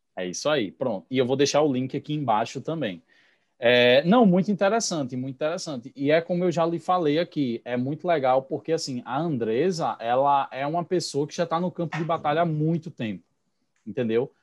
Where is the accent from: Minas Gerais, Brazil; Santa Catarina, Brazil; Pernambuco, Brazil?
Pernambuco, Brazil; accent: pernambucano; also born or lived in Recife; now in Vicência, Brazil; eu sou de Pernambuco